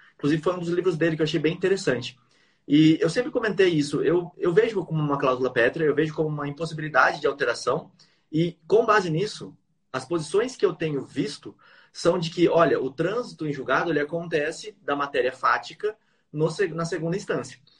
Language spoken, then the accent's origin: Portuguese; Bauru, São Paulo, Brazil; Bauru, que é a minha cidade natal